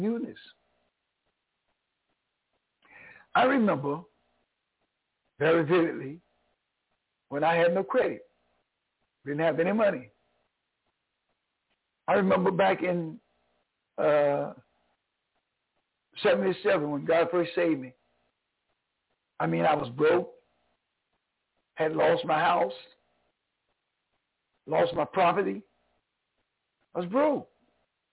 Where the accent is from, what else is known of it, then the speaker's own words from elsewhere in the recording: North Carolina, United States; moved away; also born or lived in New York; I'm originally from North Carolina. I'm a Tar Heel